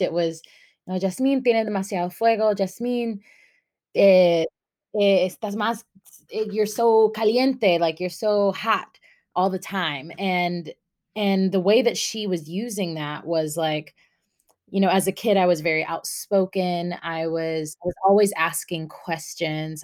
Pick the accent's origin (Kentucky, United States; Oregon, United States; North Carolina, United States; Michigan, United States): North Carolina, United States; also born or lived in Long Beach, California / Orange County, California / Guatemala; I was born in Long Beach, California, um, and then when I was eight, moved to North Carolina with my mom.